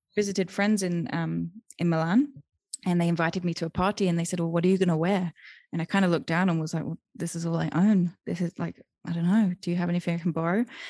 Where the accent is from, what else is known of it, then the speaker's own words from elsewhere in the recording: United Kingdom; moved away as an adult; also born or lived in Thailand / Germany / Austria; now in Guanajuato, Mexico; I'm originally from the U K. I have, um, dual citizenship with the U S, but I grew up in the U K.